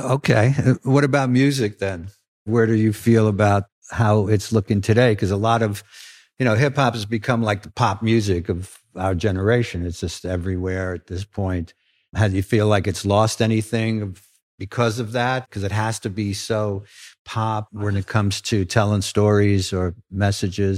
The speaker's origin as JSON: {"language": "English", "town": "New York City", "region": "New York", "country": "United States", "tie": "born or raised there", "said": "as a kid growing up in Brooklyn"}